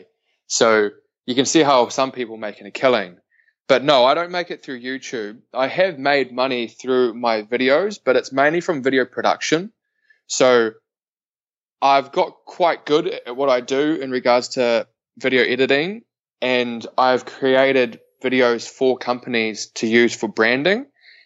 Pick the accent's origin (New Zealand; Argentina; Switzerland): New Zealand; Invercargill, Southland; moved away as an adult; also born or lived in Canary Islands; I am a boy from the bottom of the world. I'm from Invercargill, a small town.